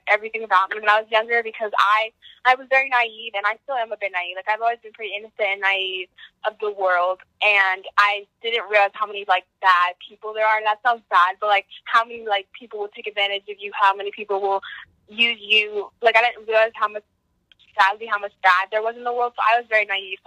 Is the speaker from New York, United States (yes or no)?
no; Monroe, New Jersey, United States; also born or lived in East Windsor, New Jersey; I moved from Crip, like, from East Windsor to Monroe in fifth grade